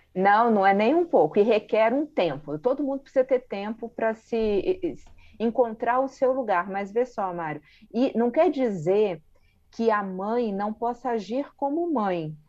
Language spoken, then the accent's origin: Portuguese; Brazil; nós brasileiros